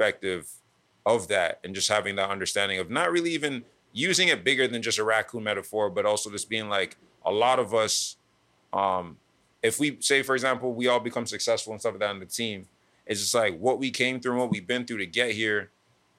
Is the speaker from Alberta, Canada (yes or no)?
no; Toronto, Ontario, Canada; growing up in Scarborough. Being in Toronto